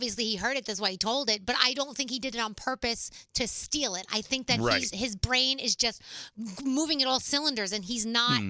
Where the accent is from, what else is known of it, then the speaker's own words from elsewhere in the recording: New York City, New York, United States; because I come from the Bronx